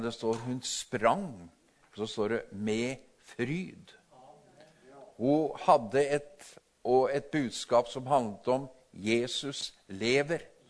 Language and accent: Norwegian; Tinnelva, Vestfold og Telemark, Norway; Jeg vokste opp ved Tinnelva